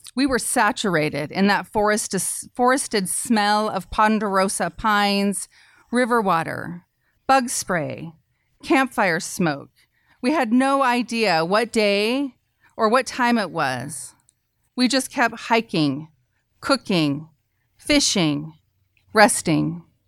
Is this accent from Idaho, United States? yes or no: yes; Idaho, United States; as a woman in, growing up in Idaho and as a feminist